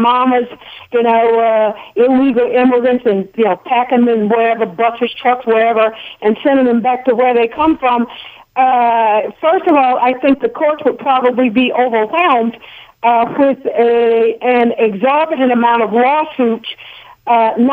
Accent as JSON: {"language": "English", "town": "Mobile", "region": "Alabama", "country": "United States", "tie": "born or raised there", "also_born_or_lived": "New York", "moved": "yes", "lives_now": "Stone Mountain, United States", "said": "Donald Trump was in my hometown last night, Mobile, Alabama, which is where I'm originally from"}